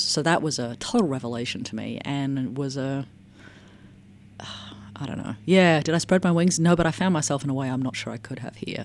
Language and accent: English; Australia; moved away; as an Australian